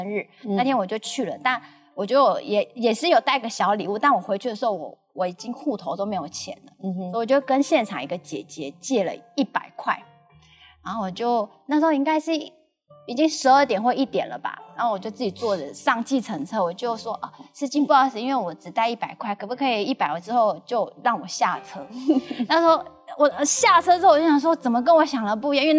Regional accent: Lukang, Changhua County, Taiwan; accent: Taiwanese Mandarin; now in Taipei, Taiwan; 直到有一次我刚好回鹿港，

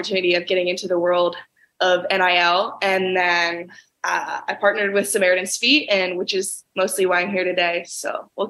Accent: Charlotte, North Carolina, United States; So I was raised in Charlotte, North Carolina. Big family of six. Always grew up on sports, super close with my family.

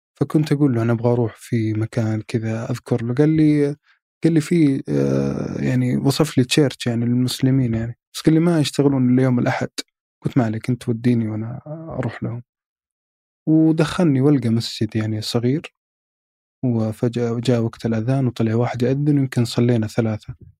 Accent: Saudi Arabia; اني من السعوديه

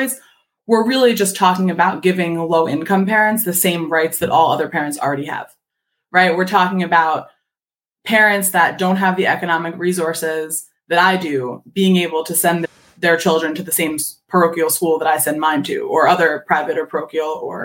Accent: Philadelphia, Pennsylvania, United States; I'm from Philadelphia.

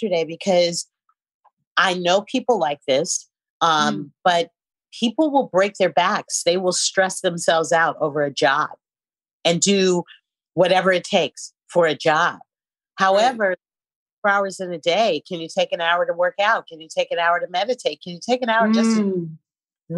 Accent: San Francisco, California, United States; moved away; I'm from San Francisco

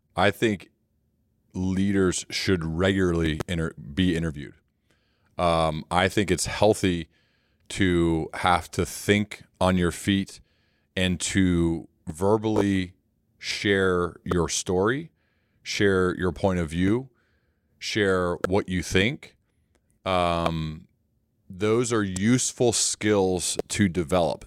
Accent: Ohio, United States; I'm from Ohio

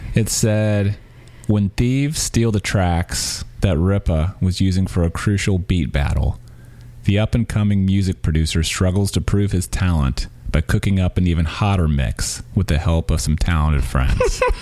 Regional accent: Missouri, United States; also born or lived in Louisiana; now in San Francisco, United States; I grew up in Missouri

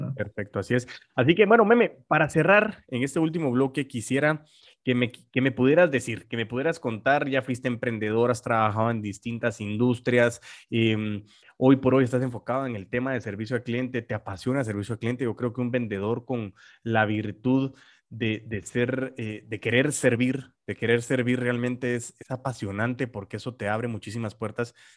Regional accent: Guatemala; nosotros como guatemaltecos

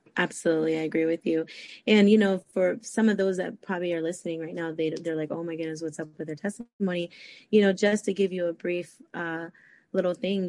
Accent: Costa Rica; born there; obviously my parents are Hispanic, you know. I was born in Costa Rica, and, you know, that's just how it was.

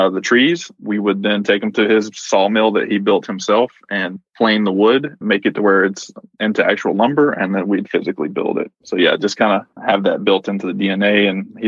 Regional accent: Nanafalia, Alabama, United States; accent: Southern; also born or lived in Mississippi; I was born in Mississippi and raised in Alabama in a very small town called Nanafly

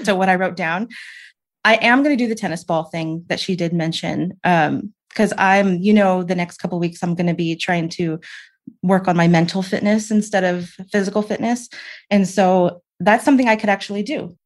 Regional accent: the South, United States; I'm from the South. We're not used to layers

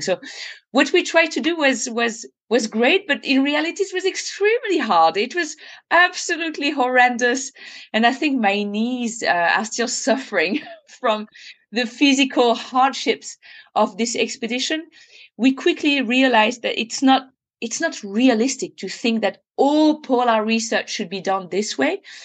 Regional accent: France; I was literally born in it, and I remember spending my entire childhood just hiking, climbing, mountaineering

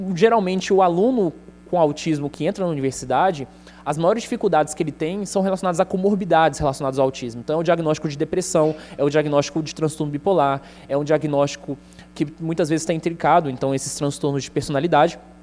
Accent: Contagem, Minas Gerais, Brazil; accent: mineiro; also born or lived in São Paulo; now in Goiânia, Brazil; Com um ano eu fui para Contagem, na região metropolitana de Minas Gerais. Então meu sotaque é mineiro

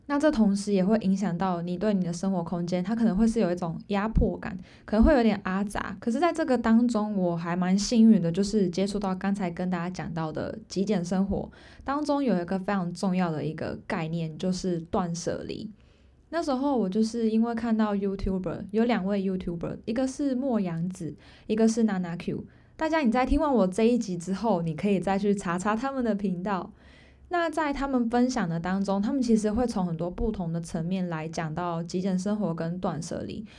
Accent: Taiwan; moved away as an adult; now in Pingtung, Taiwan; 我人不在我家乡，因为我本来，我本身是新竹人，但我现在在屏东

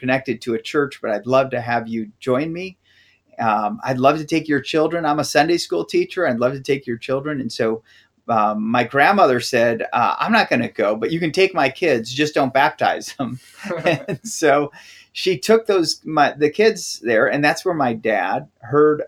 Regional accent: Wisconsin, United States; moved away; also born or lived in Tennessee; I grew up in Wisconsin

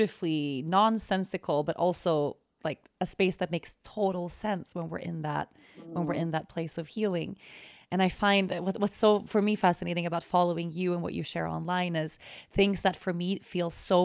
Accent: Sweden; now in Aruba; I'm Swedish. I'm born and raised in Sweden, but I live in Aruba

